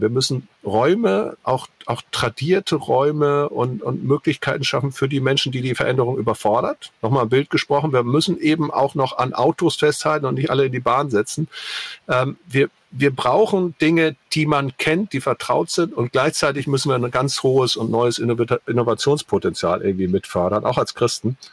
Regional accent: the North, Northern Germany, Germany; ich komme auch aus dem Norden

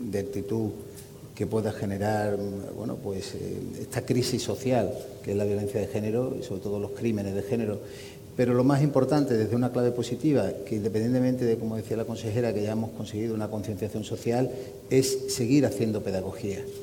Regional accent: Andalusia, Spain; accent: Andalusian; los que somos andaluces

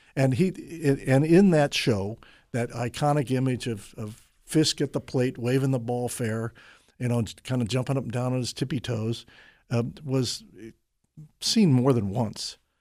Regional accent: Middletown, Ohio, United States; I grew up in Middletown, Ohio

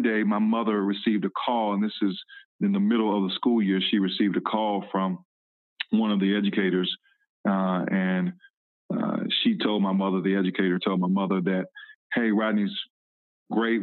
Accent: Decatur, Georgia, United States; I grew up in Decatur, Georgia, right outside of Atlanta.

